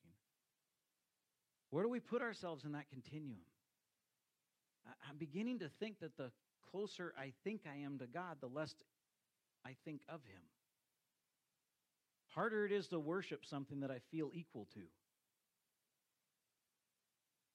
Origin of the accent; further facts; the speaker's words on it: United States; as American Christians